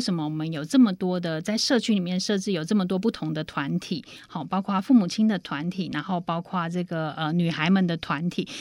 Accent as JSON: {"language": "Chinese", "country": "Taiwan", "said": "我们台湾这么小的一个地方"}